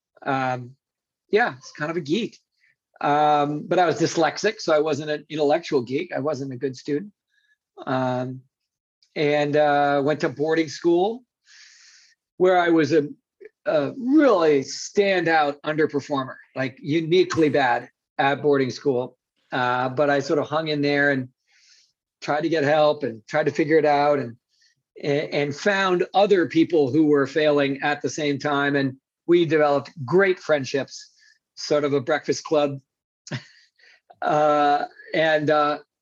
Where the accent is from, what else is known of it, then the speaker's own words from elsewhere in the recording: New York City, New York, United States; I grew up in New York City.